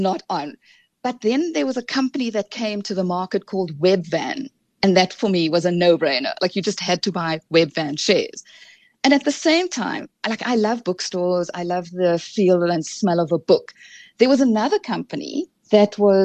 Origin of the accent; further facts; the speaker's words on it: Cape Town, Western Cape, South Africa; I grew up in Cape Town